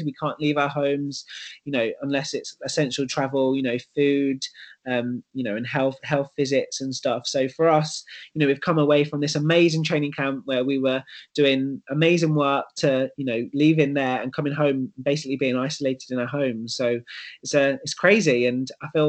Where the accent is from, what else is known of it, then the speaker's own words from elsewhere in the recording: London, United Kingdom; moved away as an adult; now in Manchester, United Kingdom; London is my hometown